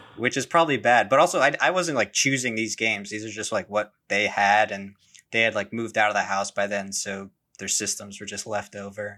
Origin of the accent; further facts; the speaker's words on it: New Jersey, United States; I'm from New Jersey